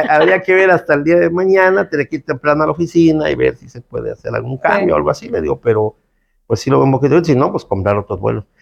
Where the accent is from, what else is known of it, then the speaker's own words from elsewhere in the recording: Cancún, Quintana Roo, Mexico; also born or lived in Felipe Carrillo Puerto, Quintana Roo; Yo nací en Carrillo Puerto, Felipe Carrillo Puerto, un lugar que está aquí yendo para Chetumal, a, la, mitad del estado. Pero desde creo que tres, cuatro años vine a, vivir a Cancún.